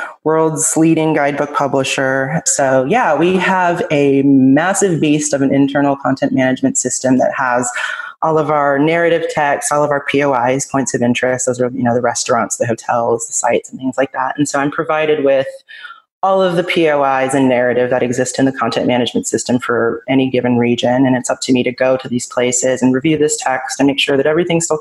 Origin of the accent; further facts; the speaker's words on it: United States; also born or lived in Israel; obviously I'm from the United States